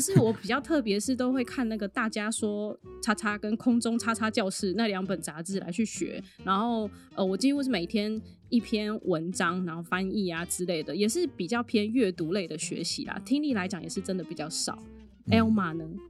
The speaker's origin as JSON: {"language": "Chinese", "country": "Taiwan", "said": "因为其实我觉得英文学习这件事情，对我们台湾人来讲，从小到大都是一个罩门。"}